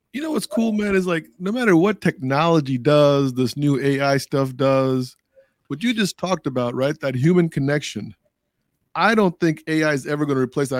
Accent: Arlington, Virginia, United States; when I was in third or fourth grade in Arlington, Virginia

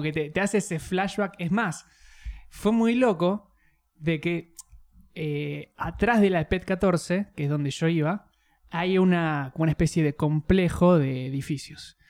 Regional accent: Neuquén, Argentina; moved away; de donde yo soy

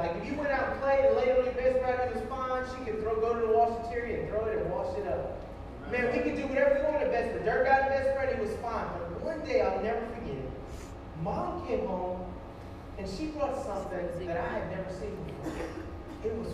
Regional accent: Scott, Louisiana, United States; And so I grew up in Scott, Louisiana, right outside Lafayette

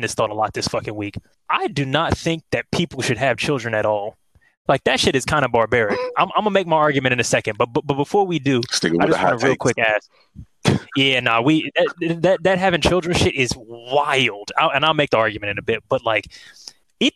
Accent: United States; I'm from America

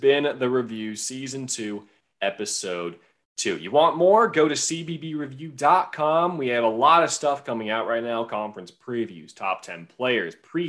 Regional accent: Missouri, United States; I didn't really grow up with a college basketball team from Missouri

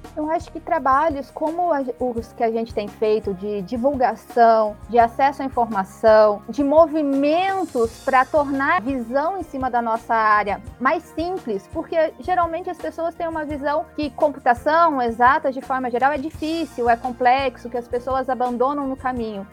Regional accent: Palmas, Brazil; eu sou aqui da cidade de Palmas

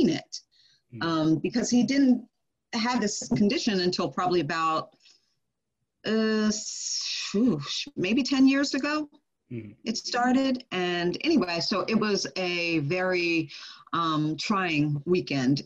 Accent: New Jersey, United States; also born or lived in Ohio; I'm actually from New Jersey, but I used to live in Ohio

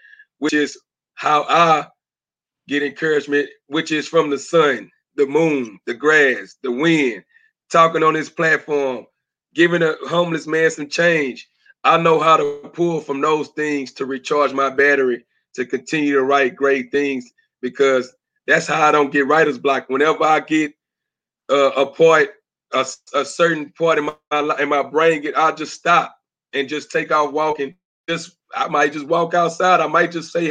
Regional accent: Beaumont, Texas, United States; also born or lived in Atlantic City, New Jersey / Oceanside, California; I'm from Beaumont, Texas, but I was born in Atlantic City, New Jersey

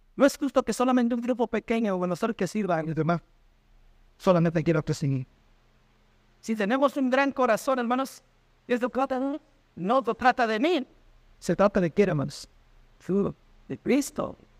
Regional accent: Mexico; en mi país, México

